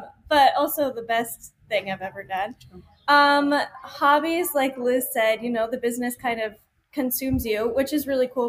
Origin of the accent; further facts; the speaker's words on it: South Dakota, United States; moved away as an adult; now in Arizona, United States; So we are originally from South Dakota. We moved down to Arizona almost 5 years ago now to open EBB FLOW.